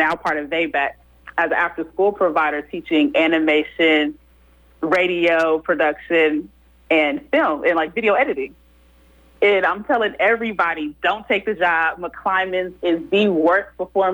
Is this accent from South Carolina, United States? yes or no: no; Oakland, California, United States; also born or lived in Manteca, California; I was born in Oakland. My roots are there. We live all over Oakland